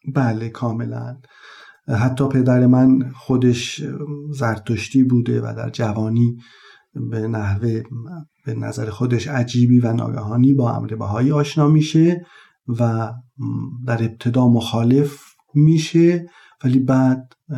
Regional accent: Taft, Yazd Province, Iran; اهل یزد و اصالتا زادگاه هم تفت یزد یکی از شهرستان های اطراف یزد هست

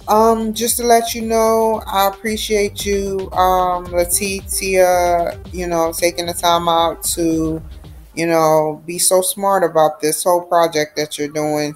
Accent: Santa Maria, California, United States; I come from Santa Maria, California.

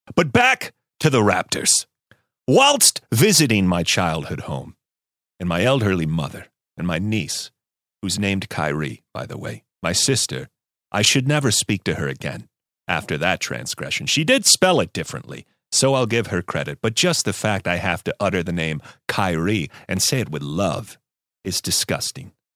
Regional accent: Buffalo, New York, United States; my hometown of Buffalo

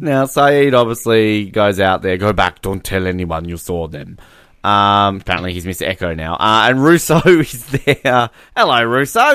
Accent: Australia; if we're overseas, I'm Australian

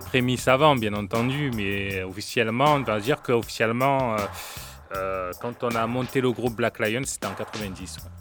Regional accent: Marseille, Provence-Alpes-Côte d'Azur, France; also born or lived in Vitrolles; j'ai, j'ai grandi à Marseille jusqu'à l'âge de onze ans. Onze ans, on est parti à onze ans, on a déménagé sur Vitrolles. Donc, j'ai grandi dans le quatorzième, la cité des Rosiers.

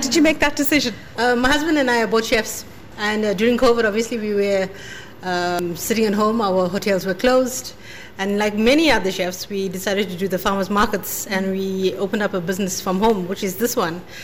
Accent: South Africa; now in Ireland; I'm South African

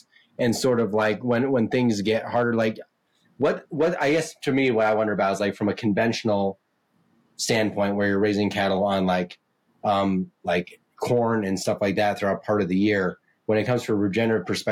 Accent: Kansas, United States; I grew up in Kansas

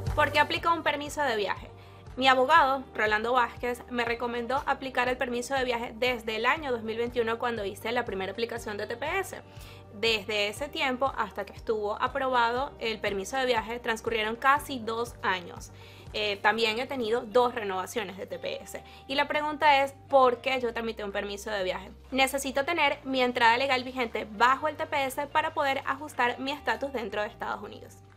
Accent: Venezuela; now in United States; como muchos venezolanos, he estado en el país por casi 7 años

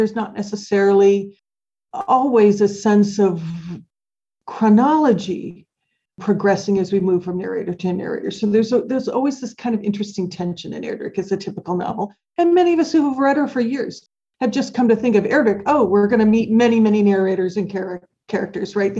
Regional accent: Minnesota, United States; now in Indiana, United States; I was born in Minnesota

